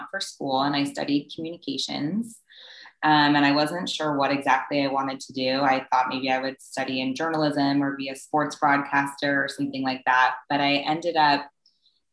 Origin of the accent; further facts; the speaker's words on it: Southern California, United States; I was born and raised in Southern California